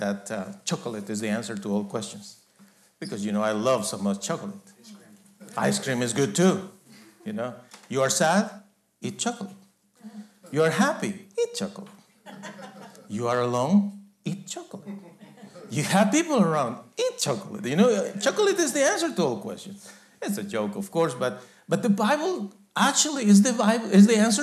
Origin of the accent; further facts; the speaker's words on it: Guatemala; I was born in Guatemala